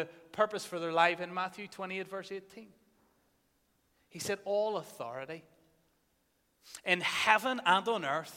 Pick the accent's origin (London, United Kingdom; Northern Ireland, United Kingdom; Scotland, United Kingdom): Northern Ireland, United Kingdom; many of us growing up in Northern Ireland